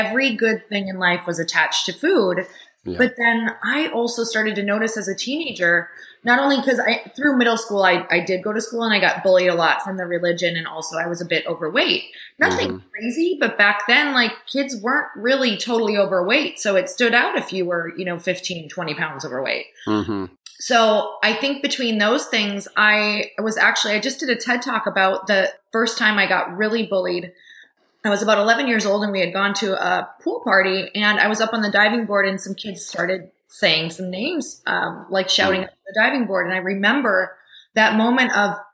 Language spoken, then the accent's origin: English; Upper Michigan, United States; I grew up in Upper Michigan in a tiny town